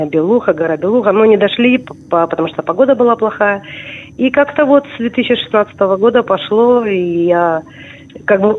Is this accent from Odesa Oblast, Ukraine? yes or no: no; Crimea, Ukraine; born there; на самом деле я начала ходить в горы в 81 году, потому что я родилась в Крыму.